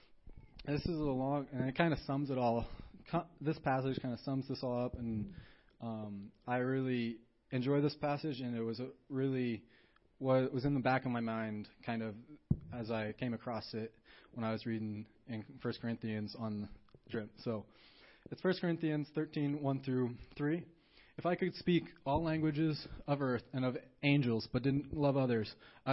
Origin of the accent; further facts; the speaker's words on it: Montana, United States; I'm from Montana, you know, America